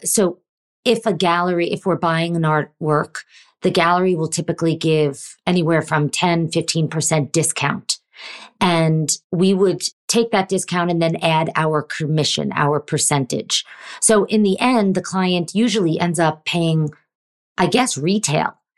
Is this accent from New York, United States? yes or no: yes; New York, United States; I grew up in New York and my dad